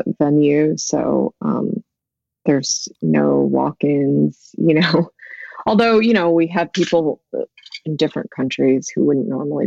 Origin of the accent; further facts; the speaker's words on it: Central California, United States; also born or lived in Korea; raised in Central California